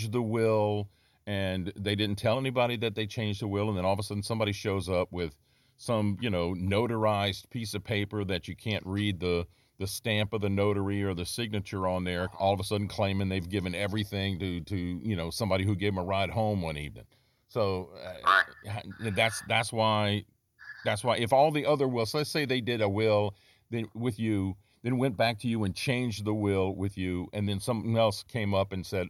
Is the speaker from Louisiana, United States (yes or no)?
yes; Gonzales, Louisiana, United States; also born or lived in Baton Rouge, Louisiana; I grew up in Gonzales